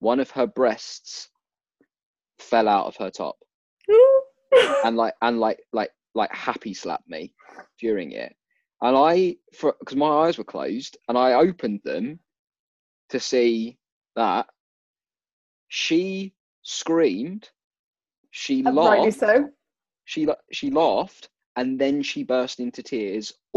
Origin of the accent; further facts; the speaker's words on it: United Kingdom; We're British